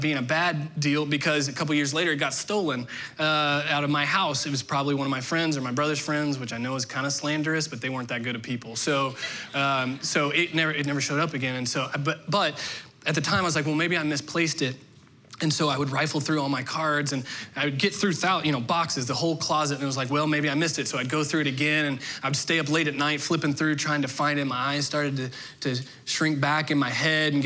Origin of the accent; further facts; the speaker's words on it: southern Indiana, United States; moved away; Growing up in southern Indiana